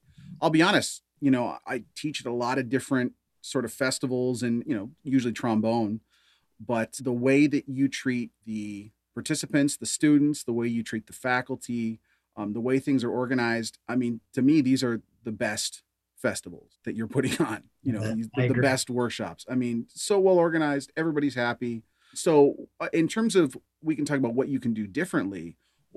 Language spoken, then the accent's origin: English; Canada; I am American, but I, you know, because I've never lived there, grew up in Canada